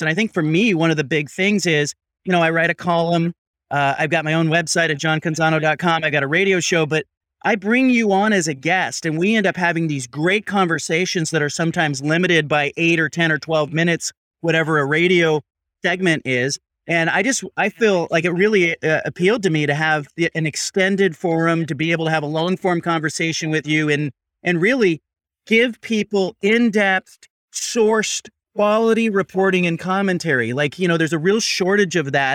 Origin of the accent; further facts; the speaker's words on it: Pac-12 footprint, the West, United States; I grew up in the Pac twelve footprint